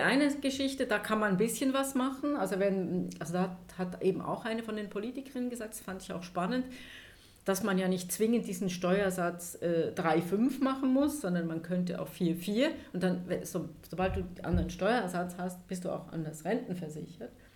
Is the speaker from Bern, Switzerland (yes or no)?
yes; Emmental, Bern, Switzerland; also born or lived in Thun; Ich bin auf dem Land aufgewachsen, im Emmen, da wo der Käse herkommt.